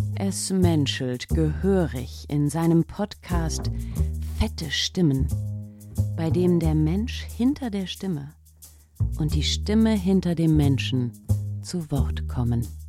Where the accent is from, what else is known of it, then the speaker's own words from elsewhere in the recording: Ochtendung, Rhineland-Palatinate, Germany; moved away; also born or lived in Freiburg; ich bin aufgewachsen in Ochtendungen, das ist in der Vordereifel in Rheinland-Pfalz